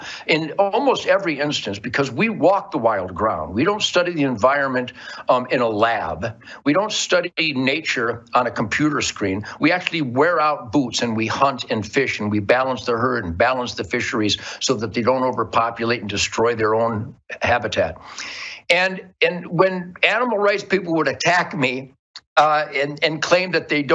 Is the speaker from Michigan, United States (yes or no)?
yes; Detroit, Michigan, United States; I was born in Detroit, 1948, when it was the Arsenal of Democracy. Right now, I'm speaking to you from the Arsenal of Democracy